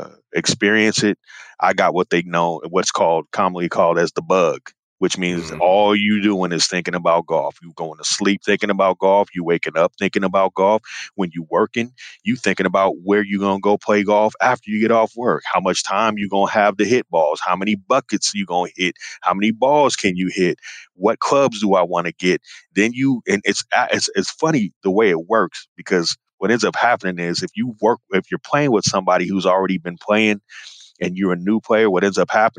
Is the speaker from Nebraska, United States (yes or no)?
no; Northern California, United States; also born or lived in Memphis, Tennessee; I was born in Memphis, Tennessee, but my parents moved us out to the suburbs in Northern California when I was a baby